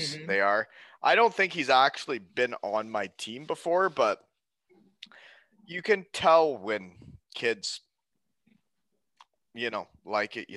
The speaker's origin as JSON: {"language": "English", "town": "Elmira", "region": "Ontario", "country": "Canada", "tie": "born or raised there", "also_born_or_lived": "Germany / Wales", "moved": "as an adult", "lives_now": "Kincardine, Canada", "said": "when I grew up in Elmira"}